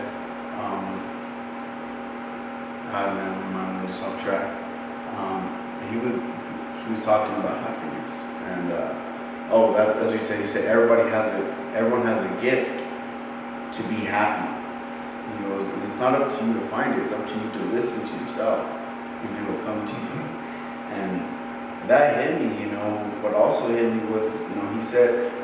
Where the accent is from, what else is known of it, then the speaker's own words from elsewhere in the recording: South Valley, New Mexico, United States; where I come from, in South Valley